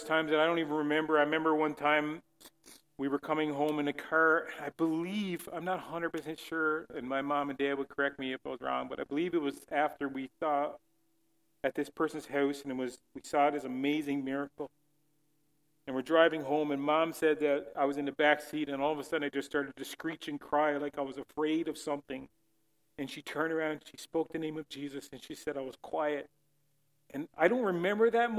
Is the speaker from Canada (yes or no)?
yes; Newfoundland and Labrador, Canada; also born or lived in St. John's, Newfoundland; as a Newfoundlander